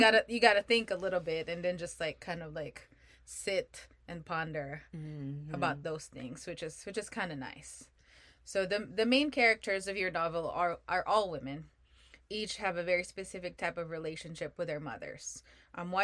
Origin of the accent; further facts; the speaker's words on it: Philippines; I'm Filipino